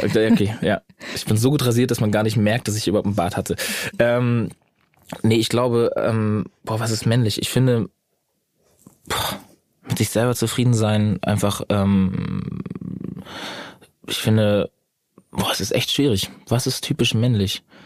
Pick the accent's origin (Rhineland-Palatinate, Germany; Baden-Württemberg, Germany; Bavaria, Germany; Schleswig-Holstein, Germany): Schleswig-Holstein, Germany; also born or lived in Bad Oldesloe; Also ich komme nicht aus Bad Oldesloe, ich bin ja nur geboren, aber ich komme natürlich aus Schleswig-Holstein allgemein.